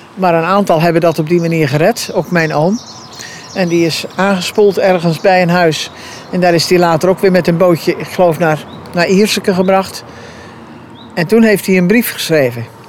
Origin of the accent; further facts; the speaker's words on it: Capelle, Zeeland, Netherlands; moved away as an adult; de boerderij waar ik geboren ben, waar ik de ramp dus heb meegemaakt